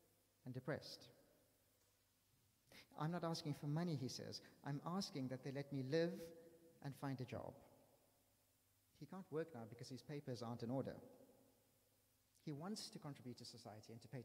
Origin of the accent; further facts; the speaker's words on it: South Africa; now in London, United Kingdom; I'm from South Africa